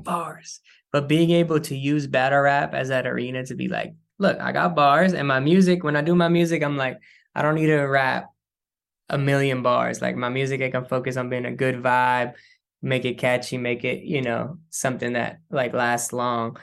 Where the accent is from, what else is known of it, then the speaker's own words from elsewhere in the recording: San Francisco, California, United States; also born or lived in Oakland; I grew up in San Francisco. I grew up in the city